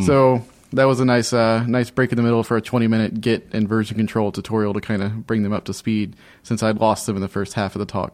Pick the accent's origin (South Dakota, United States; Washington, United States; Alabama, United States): Alabama, United States; moved away as an adult; now in Orlando, United States; I grew up in Alabama for the first eighteen years of my life